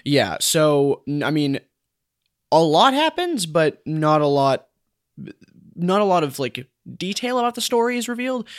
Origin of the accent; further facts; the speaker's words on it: United States; an English-speaking American man